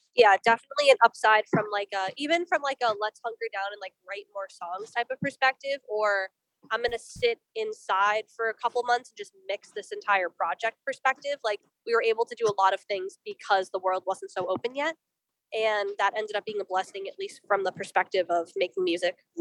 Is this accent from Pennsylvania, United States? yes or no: no; Boston, Massachusetts, United States; I'm from Boston personally. Juno's from New York, but I'm from Boston